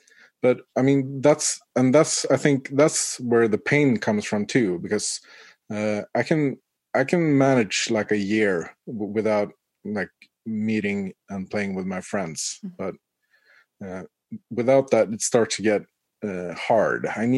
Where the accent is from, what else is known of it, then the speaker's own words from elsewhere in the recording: Umeå, Västerbotten County, Sweden; I grew up in Umeå. If you follow the east coast of Sweden, get your Google Maps out.